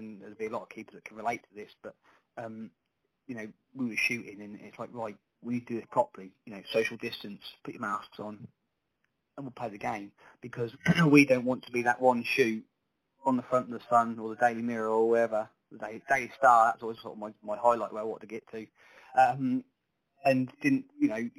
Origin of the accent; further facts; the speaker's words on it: Sandringham, East of England, United Kingdom; I come from Sandringham originally, where it's where I was sort of born and bred.